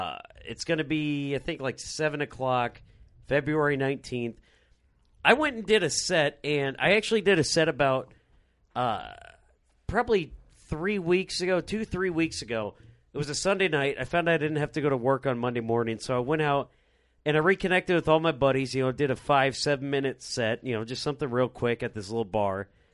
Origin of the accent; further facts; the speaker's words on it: Rock Island, Illinois, United States; Rock Island, Illinois, my hometown.